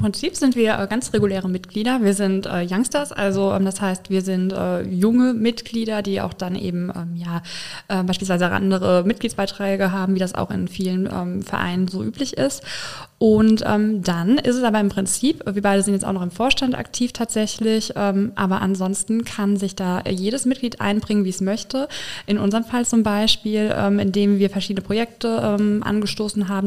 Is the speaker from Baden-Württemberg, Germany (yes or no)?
no; Filsen, Rhineland-Palatinate, Germany; also born or lived in Paris; now in Koblenz, Germany; ich komme aus dem schönen Rhein-Lahn-Kreis aus Filsen gegenüber von Boppard